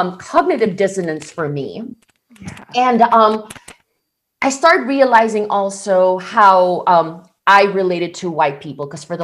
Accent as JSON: {"language": "English", "country": "Philippines", "tie": "born or raised there", "moved": "as an adult", "lives_now": "United States", "said": "I was born and raised in the Philippines"}